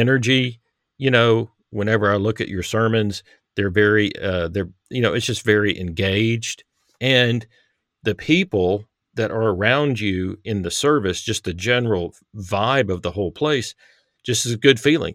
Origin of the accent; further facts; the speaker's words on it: Texas, United States; now in Harrison, United States; I grew up in Texas, um, live in Arkansas